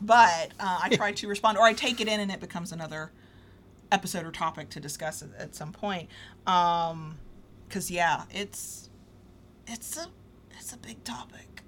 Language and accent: English; United States; accent: southern; Mississippi, North Florida drawl; my southern accent comes out more